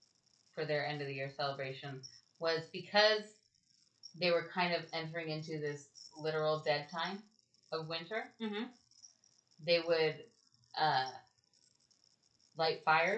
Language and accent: English; Texas, United States; I call it Halloween because I'm from Texas.